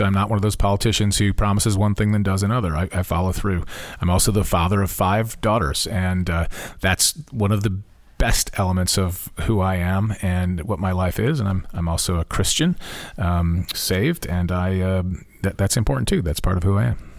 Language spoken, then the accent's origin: English; Topeka, Kansas, United States; I grew up in Topeka